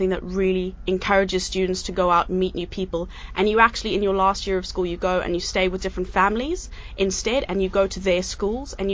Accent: South Africa; now in United Arab Emirates; I came from South Africa, so I, I know a lot about poverty

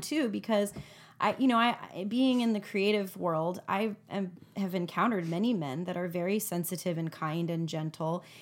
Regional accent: United States; as an American

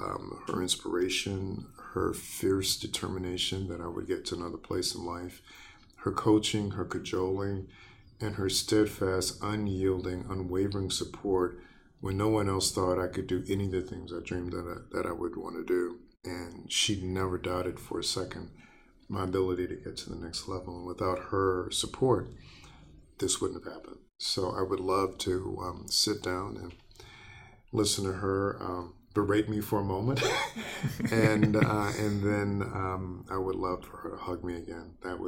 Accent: the South, United States; So growing up in the South, not just in the South, but growing up in a segregated community and feeling the sting of hatred on a regular basis

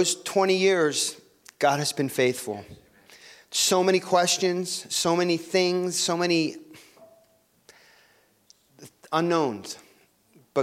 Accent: Cherry Hill, New Jersey, United States; moved away as an adult; now in Guadalajara, Mexico; I grew up in Cherry Hill. I'm a Jersey boy. I'm a South Jersey boy.

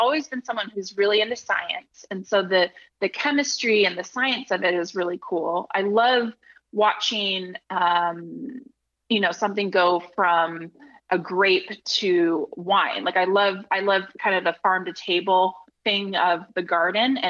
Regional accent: just outside of Napa Valley, California, United States; I grew up just outside of Napa Valley

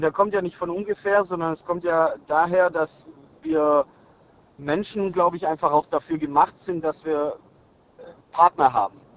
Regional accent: Rottweil, Baden-Württemberg, Germany; Ich bin aus Rottweil

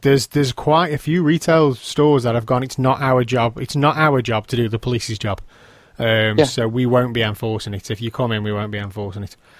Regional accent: England, United Kingdom

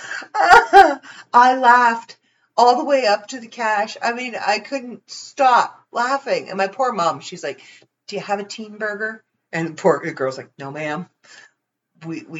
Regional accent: Ontario, Canada; I'm from Ontario, Canada.

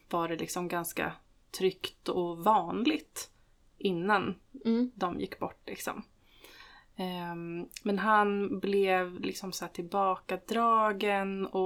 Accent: Stockholm County, Sweden; jag växte upp eh, utanför Stockholm eh, tillsammans med min mamma och pappa.

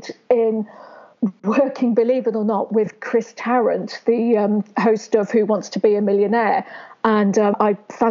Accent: Worcester, West Midlands, United Kingdom; I was born in Worcester, where I still lived. Never lived anywhere else

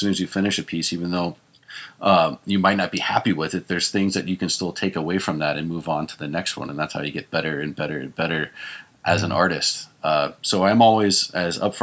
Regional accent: Texas, United States; moved away as an adult; now in California, United States; I grew up in Texas

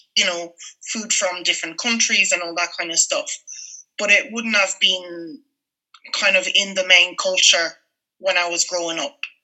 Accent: Paris, Île-de-France, France; moved away as an adult; now in Ireland; growing up in Paris in the 80s and the 90s

